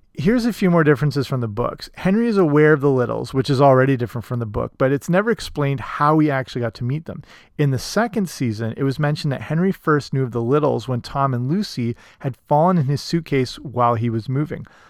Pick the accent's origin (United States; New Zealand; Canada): Canada; here in my home country of Canada